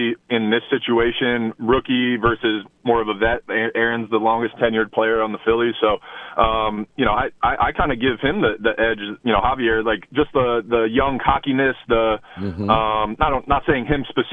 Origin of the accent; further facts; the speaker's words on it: New Jersey, United States; I grew up in Jersey